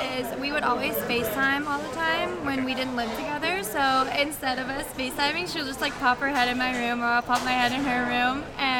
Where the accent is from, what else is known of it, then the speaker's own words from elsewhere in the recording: Atlanta, Georgia, United States; moved away as an adult; now in Orlando, United States; So I'm actually from Georgia, so I went to a school in Atlanta. It was called Walton.